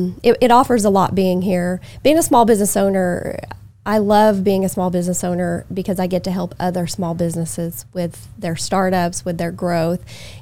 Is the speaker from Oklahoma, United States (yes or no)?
yes; Oklahoma, United States; moved away as an adult; now in Augusta, United States; I grew up in Oklahoma.